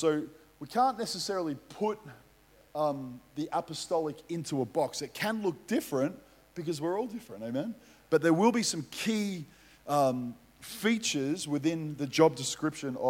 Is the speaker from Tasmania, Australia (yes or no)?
no; Melbourne, Victoria, Australia; I grew up playing football in Melbourne.